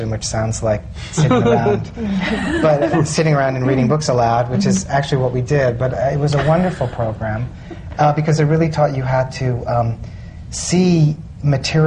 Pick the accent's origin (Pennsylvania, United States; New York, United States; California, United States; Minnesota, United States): New York, United States; New York City; also born or lived in Chicago; I actually grew up here. I grew up in Brighton Beach in Brooklyn